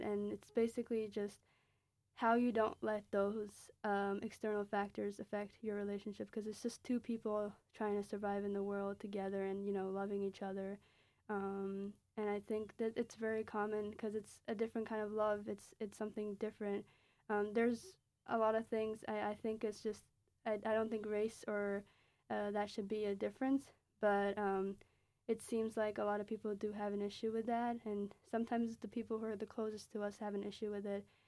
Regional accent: Pakistan; now in United States; my own experiences as a Pakistani immigrant

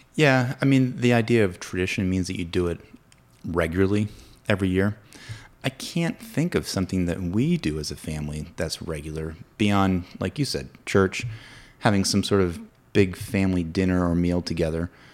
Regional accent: Williamsburg, Virginia, United States; moved away as an adult; also born or lived in St. Louis, Missouri; now in Winchester, United States; being from our hometown, three three and a half hours away from, we're both from Williamsburg

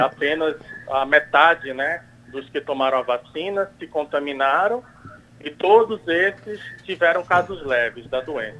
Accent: Paraíba, Brazil; now in São Paulo, Brazil; Eu que sou paraibano e que estou aqui em São Paulo participando dos estudos da vacina

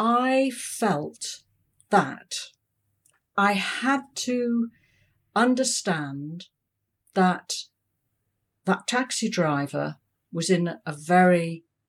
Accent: United Kingdom; moved away as an adult; now in Hong Kong; I'm British

